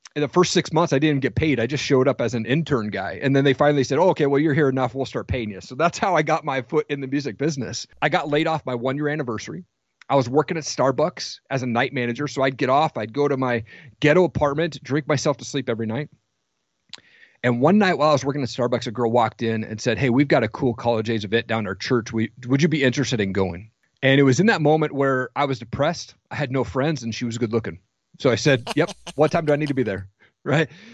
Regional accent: Washington, United States; I grew up in Washington

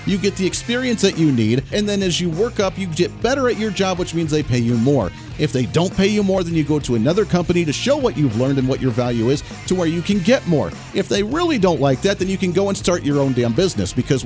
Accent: Kansas, United States; we're from Kansas

